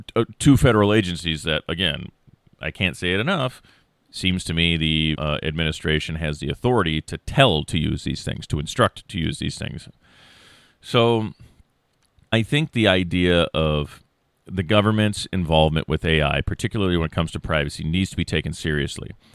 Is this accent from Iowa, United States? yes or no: yes; Iowa, United States; I'm a lackey from Iowa who has a general studies